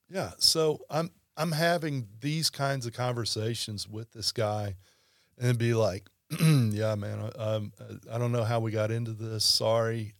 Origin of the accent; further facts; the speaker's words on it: Baton Rouge, Louisiana, United States; being a lifelong LSU fan growing up in Baton Rouge.